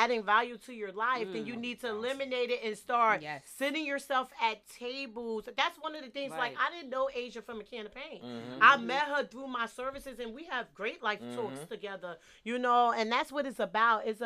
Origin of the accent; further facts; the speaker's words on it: Jersey City, New Jersey, United States; I'm from the hood. I'm from Jersey City.